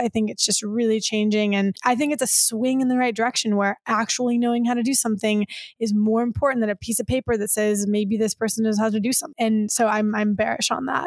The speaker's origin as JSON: {"language": "English", "region": "Michigan", "country": "United States", "tie": "born or raised there", "moved": "yes", "lives_now": "California, United States", "said": "I grew up in Michigan"}